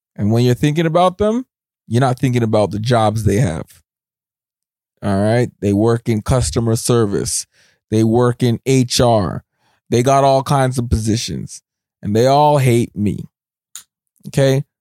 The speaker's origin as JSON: {"language": "English", "town": "Scarborough", "region": "Ontario", "country": "Canada", "tie": "born or raised there", "moved": "yes", "said": "I was born in Scarborough"}